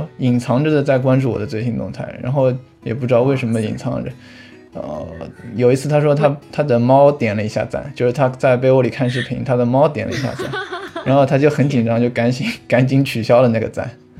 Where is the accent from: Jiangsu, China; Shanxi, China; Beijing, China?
Jiangsu, China; Suzhou; 我是苏州的